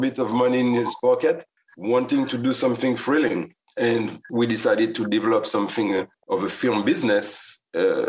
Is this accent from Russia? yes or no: no; Guadeloupe; now in United States; I come from the island, from Guadeloupe